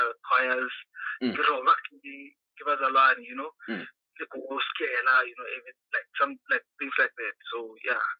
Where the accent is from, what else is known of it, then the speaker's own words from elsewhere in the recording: Soweto, Gauteng, South Africa; also born or lived in Maseru, Lesotho; I was born in Lesotho, but I was raised in South Africa